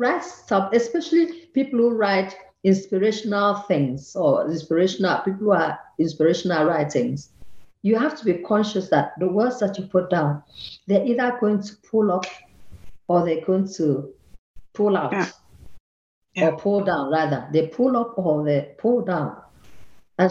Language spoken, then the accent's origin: English; Akwa Ibom, Nigeria; moved away as an adult; also born or lived in Lagos, Nigeria / Cornwall, England; now in Vienna, Austria; I come from Akwa Ibom, that's in the southern part of Nigeria. And they took me to Lagos